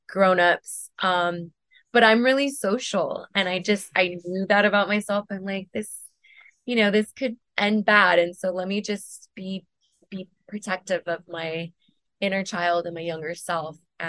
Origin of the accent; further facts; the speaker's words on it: West Covina, California, United States; also born or lived in Venice, Los Angeles / West Hollywood / Silver Lake, Los Angeles; I grew up in the San Gabriel Valley